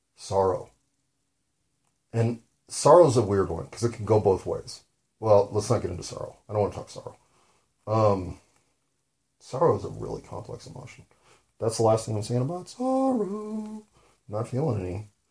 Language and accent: English; United States; I'm an American